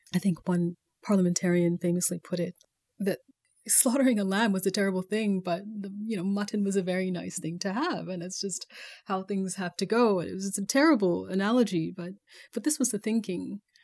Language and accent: English; Calgary, Alberta, Canada; moved away as an adult; also born or lived in Baltimore; growing up in Calgary in the eighties, it wasn't the most progressive place.